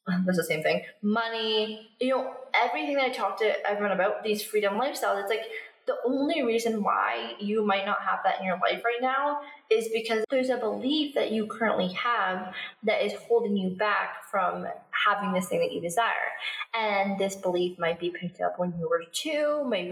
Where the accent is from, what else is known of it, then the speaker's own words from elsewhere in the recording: Canada; moved away as an adult; also born or lived in Australia; now in Bali, Indonesia; I'm from Canada